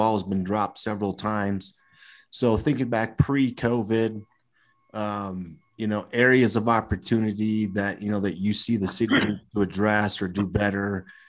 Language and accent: English; Seward, United States; growing up in Seward when you're teenagers